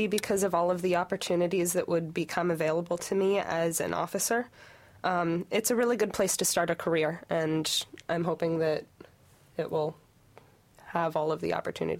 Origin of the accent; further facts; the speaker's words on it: Pennsylvania, United States; moved away as an adult; now in Michigan, United States; I'm from Pennsylvania